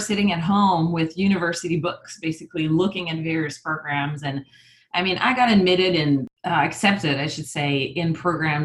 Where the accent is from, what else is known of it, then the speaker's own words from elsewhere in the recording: Canada; also born or lived in Montreal, Canada / Burlington, Vermont / New Hampshire; now in Ottawa, Canada; I'm actually from Canada and I'm French Canadian